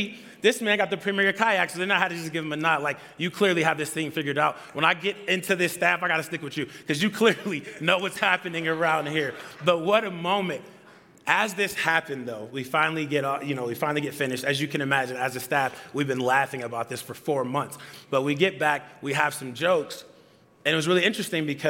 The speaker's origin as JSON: {"language": "English", "town": "Atlanta", "region": "Georgia", "country": "United States", "moved": "yes", "said": "I'm from Atlanta"}